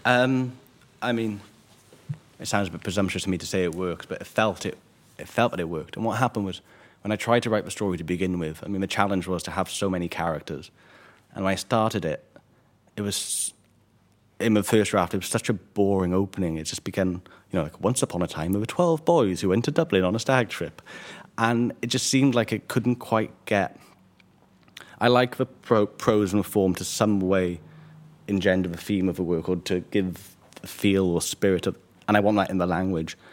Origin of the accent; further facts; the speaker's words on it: Caerphilly, Wales, United Kingdom; my hometown of Caerphilly in South